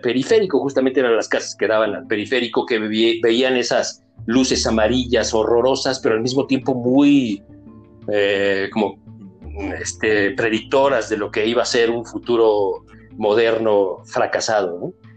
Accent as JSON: {"language": "Spanish", "region": "Mexico City", "country": "Mexico", "said": "yo soy también habitante de Rinconada Cuapa, yo fui habitante también de Rinconada Cuapa"}